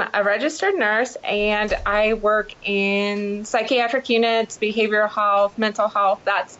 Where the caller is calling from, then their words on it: Columbus, Ohio, United States; I am actually calling from Columbus, Ohio.